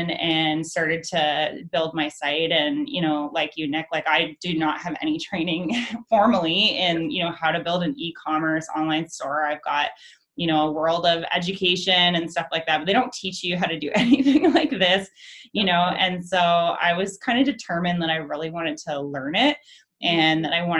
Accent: London, Ontario, Canada; moved away as an adult; also born or lived in Toronto / Vancouver; I'm from London originally.

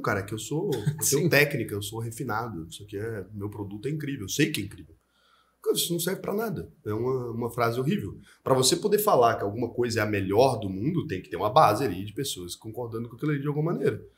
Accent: Goiás, Brazil; E eu nasci em Goiás

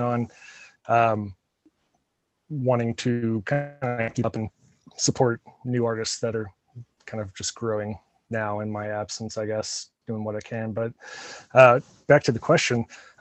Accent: Independence, Missouri, United States; I grew up in Independence

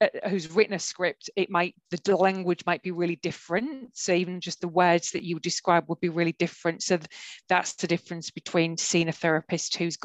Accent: Brisbane, Queensland, Australia; I'm from Brisbane

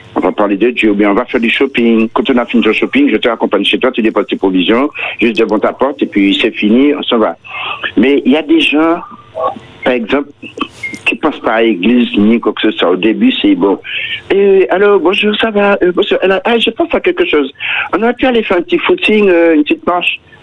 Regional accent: Martinique; Je suis de la Martinique

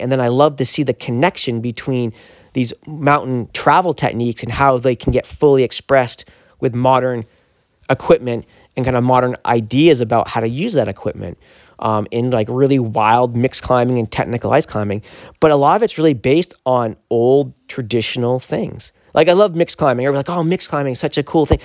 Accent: Maine, United States; we're both Mainers

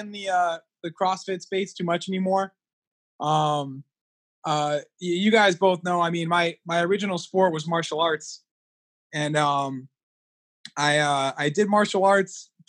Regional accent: Connecticut, United States; I grew up here in Connecticut for the most part

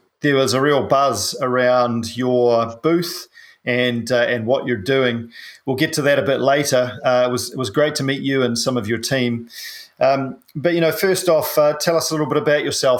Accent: New Zealand; I'm a paraplegic from New Zealand

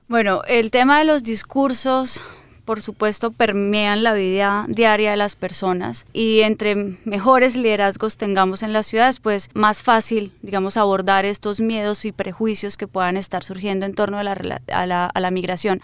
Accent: Colombia; somos los colombianos, las colombianas

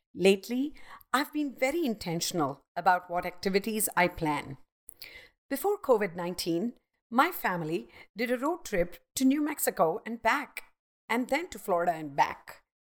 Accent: Mumbai, Maharashtra, India; I grew up in Mumbai, the hustling and bustling city

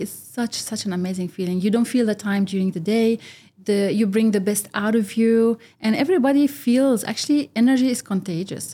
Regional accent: United Arab Emirates; also born or lived in Egypt (ancestry); I'm from Egypt. I was born and brought up here, but I am also not Emirati.

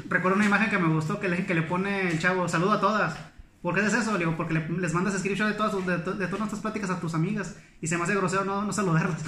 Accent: Monclova, Coahuila, Mexico; moved away; soy de Coahuila

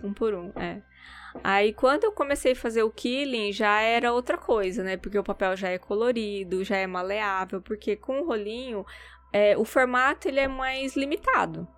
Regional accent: Campo Grande, Mato Grosso do Sul, Brazil; moved away as an adult; also born or lived in Dourados, Brazil; now in Japan; sou de Dourados, né, mas eu cresci em Campo Grande

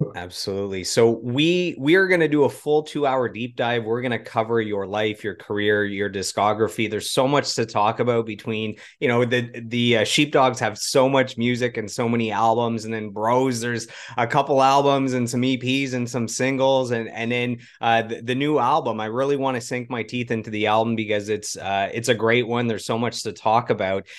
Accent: Ottawa, Ontario, Canada; am in Ottawa. I grew up in Ottawa.

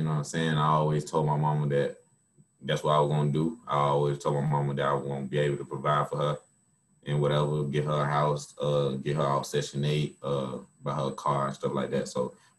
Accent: Atlanta, Georgia, United States; I'm from Atlanta, Georgia, born and raised.

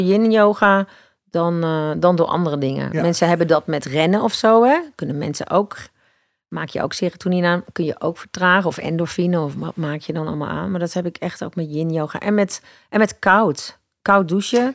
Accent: Eindhoven, North Brabant, Netherlands; moved away; waarom ga ik dan niet gewoon terug naar waar ik vandaan kom? Dus toen ben ik naar Eindhoven gegaan

